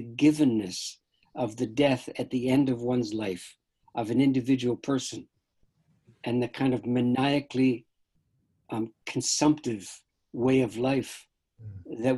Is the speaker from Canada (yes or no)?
yes; Canada; I don't have a normal American consciousness because I'm a Canadian